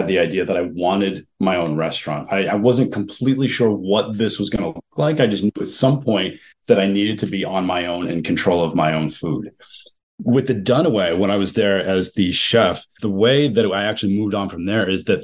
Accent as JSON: {"language": "English", "region": "New England", "country": "United States", "also_born_or_lived": "Kentucky", "said": "I know I'm from New England."}